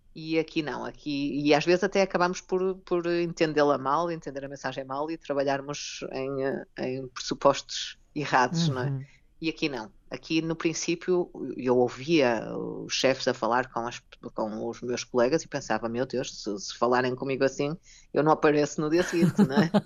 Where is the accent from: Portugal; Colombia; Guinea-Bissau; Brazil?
Portugal; Vila Nova de Gaia, Norte; moved away as an adult; also born or lived in Lisbon, Portugal / Japan; now in Germany; eu já estava em Lisboa e sou do Porto, a minha família é do Porto, ah, de Gaia